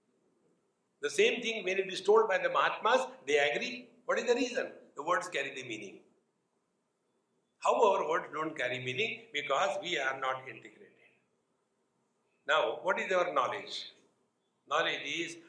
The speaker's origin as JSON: {"language": "English", "town": "Mumbai", "region": "Maharashtra", "country": "India", "said": "From Mumbai"}